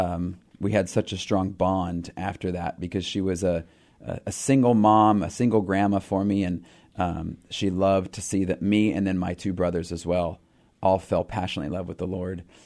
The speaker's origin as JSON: {"language": "English", "region": "Pacific Northwest", "country": "United States", "said": "we're from the Pacific Northwest"}